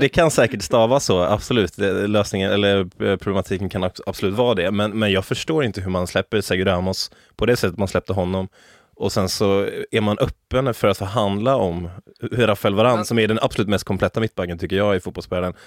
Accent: Sweden; jag är som svensk

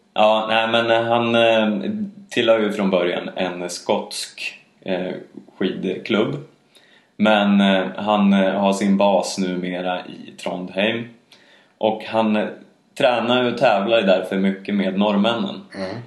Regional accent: Sweden

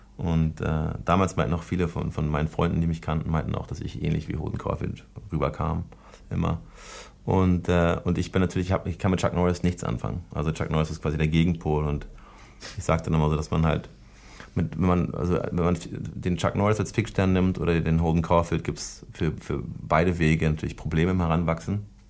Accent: Germany; ich bin ja Deutscher auch und jedenfalls halb Deutscher

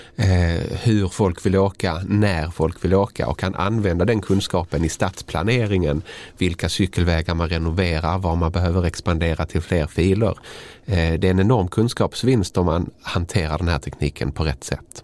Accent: Malmö, Skåne, Sweden; min hemstad Malmö

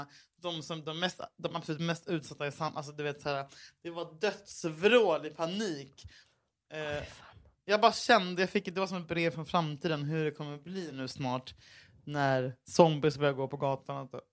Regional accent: Gothenburg, Västra Götaland, Sweden; klubben där jag växte upp i Göteborg

